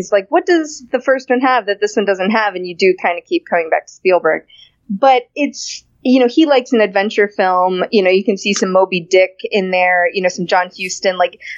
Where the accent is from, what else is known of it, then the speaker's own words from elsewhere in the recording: Florida, United States; I grew up in Florida, so the beach is always a thing